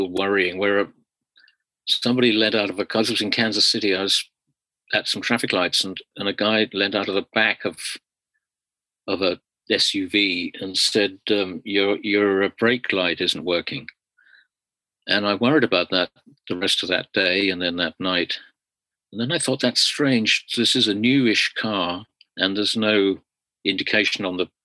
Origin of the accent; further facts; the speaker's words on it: London, United Kingdom; I was from London, England